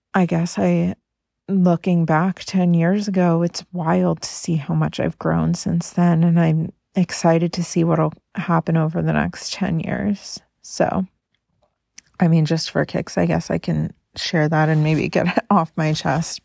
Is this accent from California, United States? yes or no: yes; Carmel, California, United States; now in Oregon, United States; We went to my hometown of Carmel, California to spend time with my family